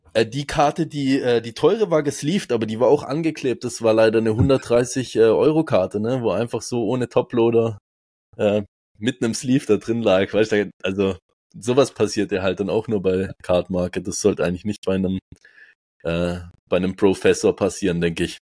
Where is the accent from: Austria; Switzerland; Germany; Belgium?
Switzerland; ich bin aus der Schweiz